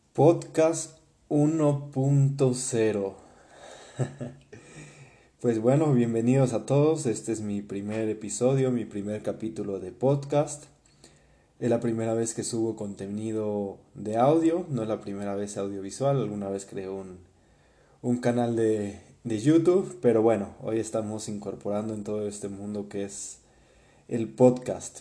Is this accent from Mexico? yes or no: yes; Puebla, Mexico; also born or lived in Germany; de ahí nos venimos a Puebla, donde todavía entra al kinder a un colegio alemán que se llama Colegio Humboldt, aquí en Puebla